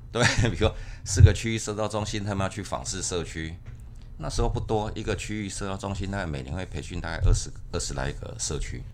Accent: Kaohsiung, Taiwan; moved away as an adult; also born or lived in Taipei / Keelung; now in Linkou, Taiwan; 我是高雄囡啊。嗯。我从高雄，呃，读大学之后，我才，呃，搬来台北。那台北这个城市哈，因为我们学校就在台北市区

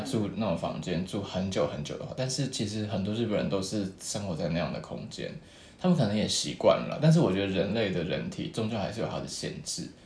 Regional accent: Taiwan; 台湾人啊

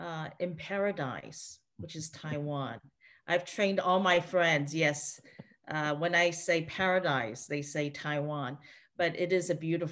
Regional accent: Eswatini; I missed out on all that because I grew up in Swaziland where they had no TV

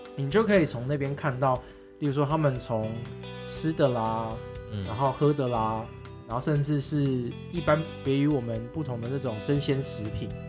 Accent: Taoyuan, Taiwan; 我的故乡桃园

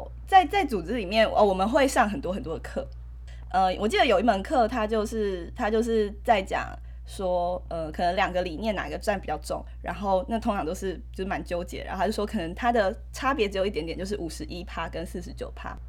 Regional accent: Taipei, Taiwan; moved away as an adult; now in central Taiwan; 只有我是台北人，然后他不是台北人。好，但我是在台北长大的小孩。

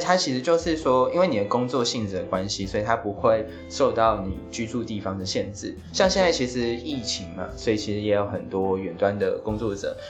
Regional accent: Taiwan; 我自己是在可能台湾长大，那我就是在这里工作

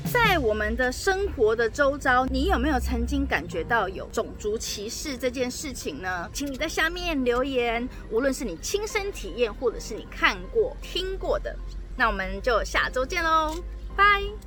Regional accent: Taiwan; moved away as an adult; also born or lived in Russia; I'm from Taiwan， 我是台湾来的啊

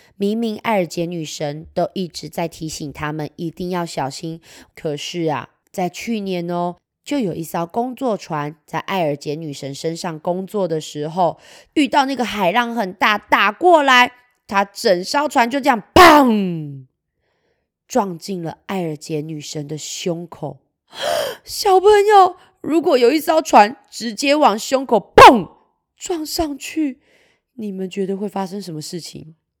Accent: Kaohsiung, Taiwan; 结果我们高雄这边啊

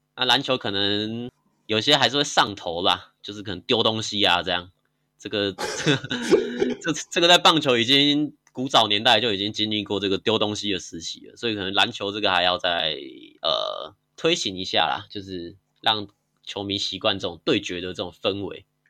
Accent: Tainan, Taiwan; 因为我是台南人啊

